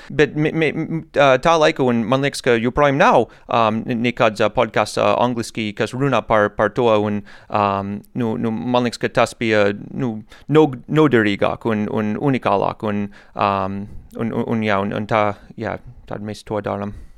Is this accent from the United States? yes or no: yes; United States; Latvian is a second language; moved away as an adult; now in Jelgava, Latvia; oriģināli es esmu no Amerikas